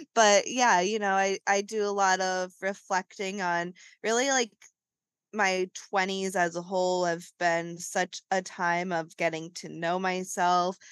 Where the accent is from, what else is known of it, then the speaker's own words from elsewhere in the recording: New England, United States; us growing up in New England